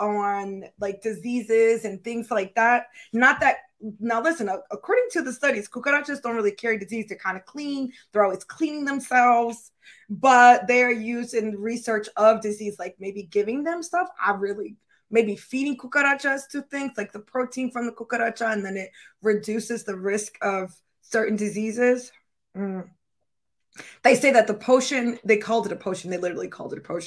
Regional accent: Florida, United States; I was born in Florida

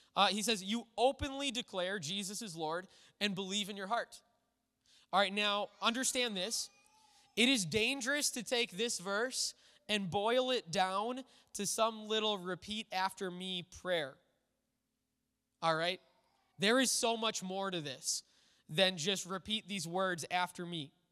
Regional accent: United States; as an American church

